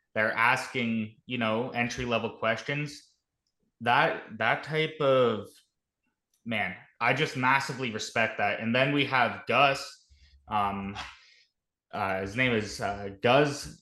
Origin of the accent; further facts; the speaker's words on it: Canada; I'm a Canadian. I'm a Canuck.